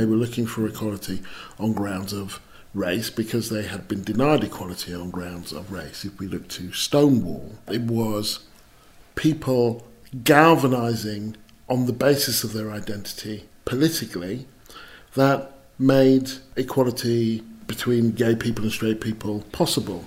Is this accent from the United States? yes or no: no; England, United Kingdom; I'm British, I'm English